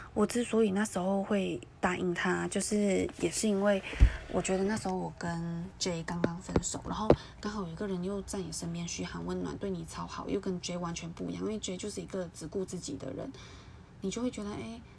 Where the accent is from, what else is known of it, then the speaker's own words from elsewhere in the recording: Malaysia; moved away; also born or lived in Taiwan; 以后你可以来马来西亚找我玩，我先飞回去啊